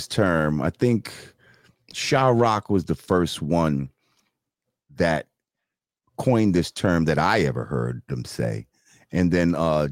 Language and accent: English; New Rochelle, New York, United States; I'm coming from New Rochelle.